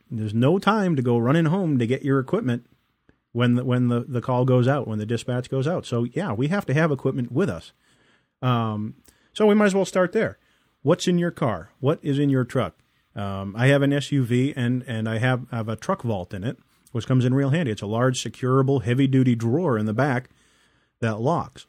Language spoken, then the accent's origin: English; East Coast, United States; moved away; also born or lived in California; growing up on the East Coast